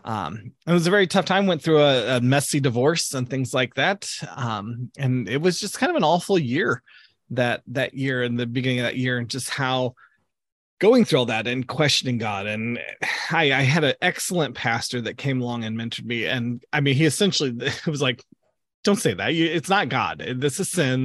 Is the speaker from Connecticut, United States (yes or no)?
no; Southern Illinois, United States; moved away as an adult; now in Greensburg, Indiana, United States; I grew up down in Southern Illinois, which is way down below Chicago, uh, down near Saint Louis area